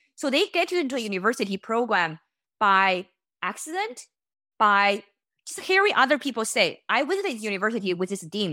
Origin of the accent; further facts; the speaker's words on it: China; moved away; I was born in China